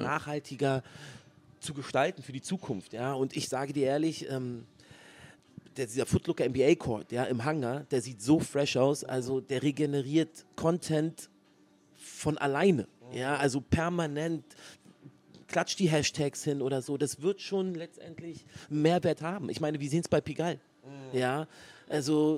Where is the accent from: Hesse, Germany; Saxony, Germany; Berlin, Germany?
Berlin, Germany; Berlin ist the place to be, ist meine Heimat